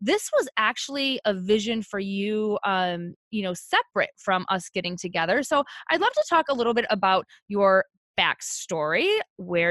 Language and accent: English; Midwest, United States; I'm from the Midwest too